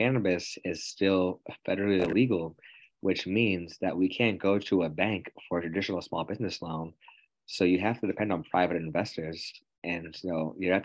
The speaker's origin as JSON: {"language": "English", "town": "Quincy", "region": "Massachusetts", "country": "United States", "tie": "born or raised there", "said": "I was located in my hometown"}